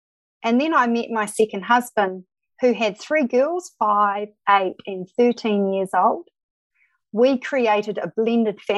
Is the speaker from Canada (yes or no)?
no; Christchurch, Canterbury, New Zealand; also born or lived in Dodoma, Tanzania / Kapiti Coast; I did most of my schooling in Christchurch, New Zealand